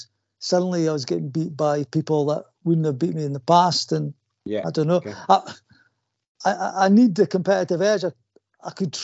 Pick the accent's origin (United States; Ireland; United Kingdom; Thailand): United Kingdom; Hawick, Scotland; I'm from Hoyk